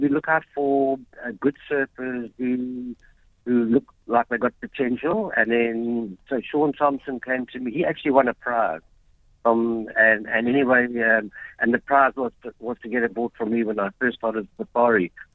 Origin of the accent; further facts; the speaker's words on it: Durban, KwaZulu-Natal, South Africa; I came from Brighton Beach. That's where I grew up and learned to surf.